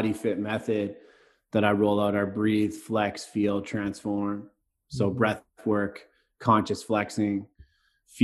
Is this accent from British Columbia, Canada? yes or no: yes; Vancouver, British Columbia, Canada; also born or lived in Bali, Indonesia; now in Wasaga Beach, Canada; I grew up right close to you right now in the east side of Vancouver